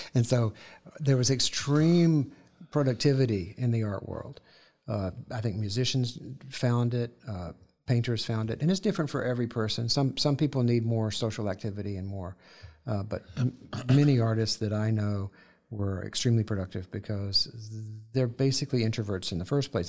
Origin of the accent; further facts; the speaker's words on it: the South, United States; growing up in the South, on, sitting in the grass there